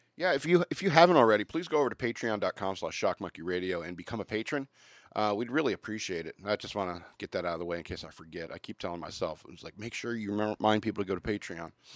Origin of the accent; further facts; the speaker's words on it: United States; being an American